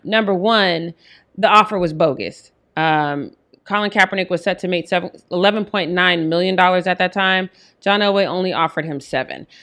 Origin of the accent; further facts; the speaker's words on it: Denver, Colorado, United States; Denver, my hometown